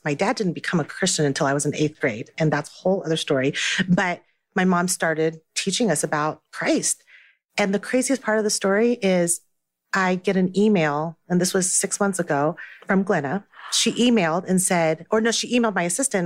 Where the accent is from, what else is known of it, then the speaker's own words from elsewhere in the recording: Taiwan; now in United States; I was born in Taiwan and that I still speak Mandarin